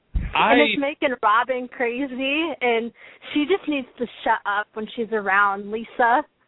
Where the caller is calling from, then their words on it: Iowa, United States; from Iowa.